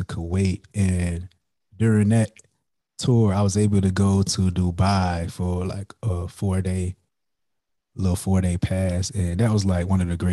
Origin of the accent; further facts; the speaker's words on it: Florence, South Carolina, United States; moved away as an adult; now in Huntsville, United States; I'm originally from Florence, South Carolina